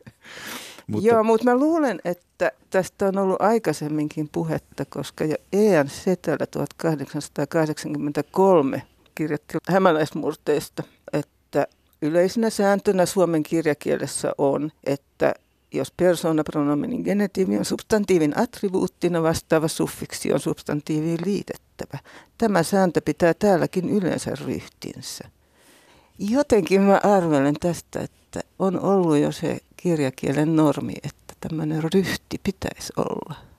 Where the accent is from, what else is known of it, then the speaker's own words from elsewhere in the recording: Häme, Finland; tuolla meillä Hämeessä